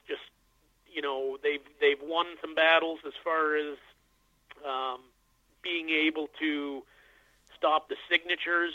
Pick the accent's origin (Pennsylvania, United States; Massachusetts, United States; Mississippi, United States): Massachusetts, United States; Western; local to where I grew up in Western Massachusetts